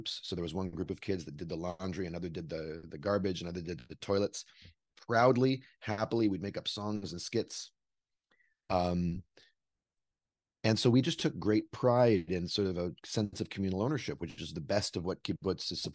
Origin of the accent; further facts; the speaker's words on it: Vancouver, British Columbia, Canada; also born or lived in Brooklyn, New York; now in New York, United States; I was born in Vancouver, British Columbia, Canada, and I grew up there.